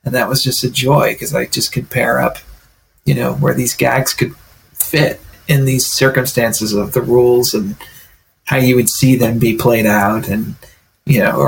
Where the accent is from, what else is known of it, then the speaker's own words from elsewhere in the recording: Stewartsville, New Jersey, United States; also born or lived in Glassboro, New Jersey; I grew up in really Northwest, and so it was really hilly and wooded and very farmlands. You know, my town's Stuartsville